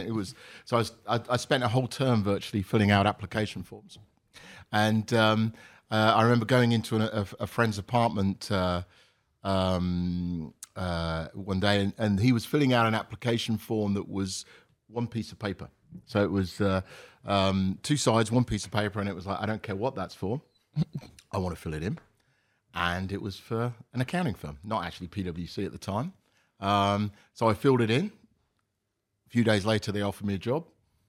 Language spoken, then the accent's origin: English; Isham, East Midlands, United Kingdom; moved away as an adult; So I grew up in a small village in the middle of England, in a county called Northamptonshire, a small village called Isham, and went to school around there, and essentially left there when I went to university at about 18.